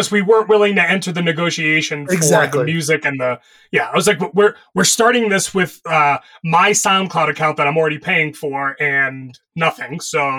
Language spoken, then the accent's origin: English; Florida, United States; I grew up in Florida.